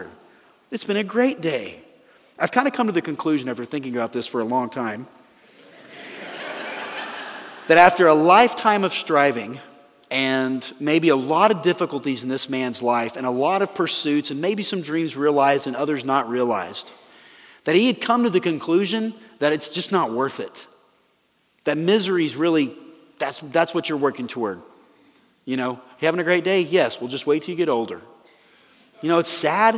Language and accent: English; Dallas, Texas, United States; I grew up in Dallas